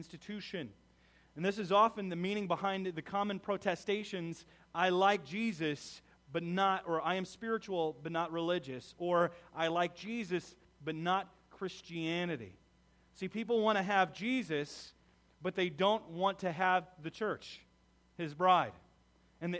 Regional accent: United States; We as American

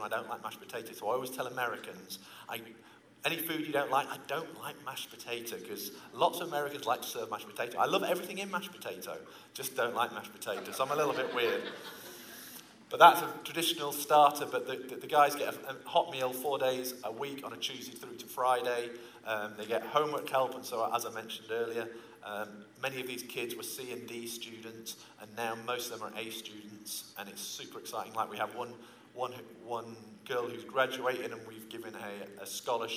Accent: England, United Kingdom; moved away as an adult; now in Peru; I'm actually from England, obviously. But I do live in Peru.

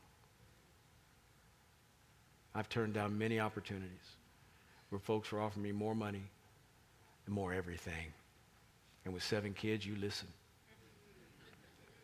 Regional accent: Kansas City, Kansas, United States; moved away as an adult; now in Washington, D.C., United States; I grew up in Kansas. Beautiful state. Kansas City, beautiful city. I knew my neighbors growing up

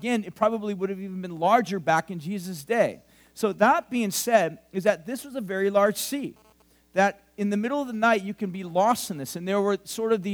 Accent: Huntington Beach, California, United States; now in Central Coast, United States; I grew up in Huntington Beach. I grew up by the sea.

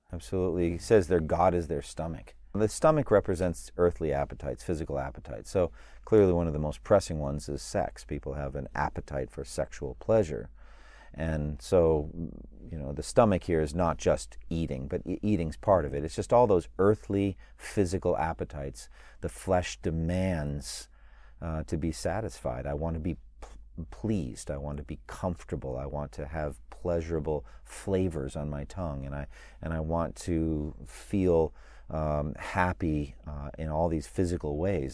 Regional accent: United States; as an American citizen, I am blessed by being an American

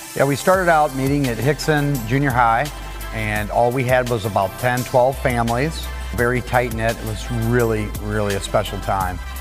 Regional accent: Webster Groves, Missouri, United States; we are from Webster Groves

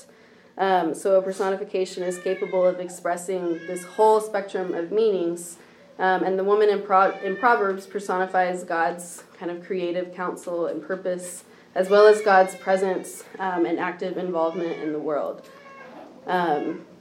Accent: Nolensville, Tennessee, United States; I grew up here in Nashville, in Nolensville, more specifically

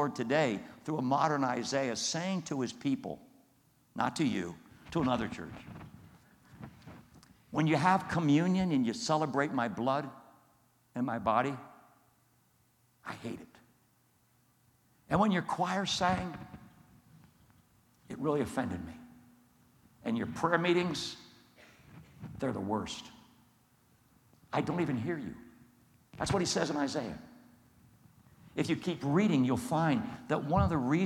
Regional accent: Coatesville, Pennsylvania, United States; I grew up as a 9-year-old right there in Coatesville, right there watching all that stuff going on in downtown Coatesville

